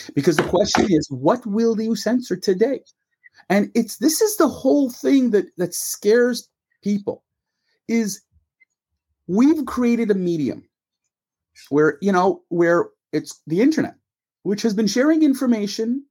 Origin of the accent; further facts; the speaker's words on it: Montreal, Quebec, Canada; Stuart and I grew up in Montreal